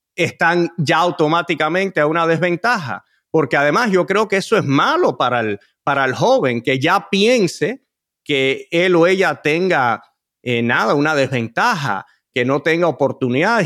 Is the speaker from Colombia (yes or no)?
no; United States; yo nací en este país